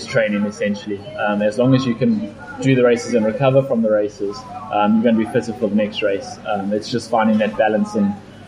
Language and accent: English; South Africa; I am from South Africa and from a hot environment, so I handle the heat pretty well